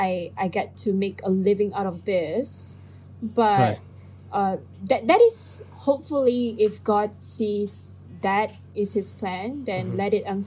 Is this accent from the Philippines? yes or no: yes; Philippines; I am Filipino.